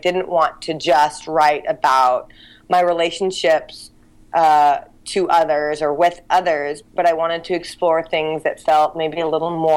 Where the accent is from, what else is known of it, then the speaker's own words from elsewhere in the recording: Santa Barbara, California, United States; now in San Francisco, United States; I grew up in Santa Barbara